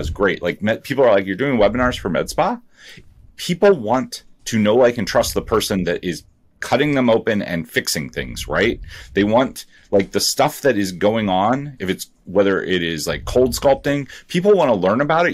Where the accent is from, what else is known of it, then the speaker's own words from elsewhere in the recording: Ohio, United States; I grew up, I grew up in Ohio.